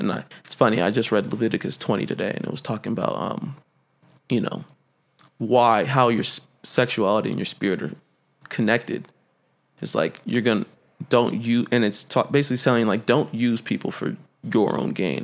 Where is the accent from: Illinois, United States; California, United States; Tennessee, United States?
California, United States; Central Valley; moved away; I am from the Central Valley